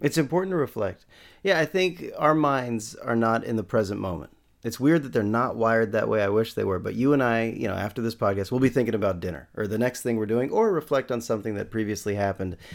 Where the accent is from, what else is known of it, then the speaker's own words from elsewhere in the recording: San Rafael, California, United States; I'm from San Rafael, twenty minutes north of San Francisco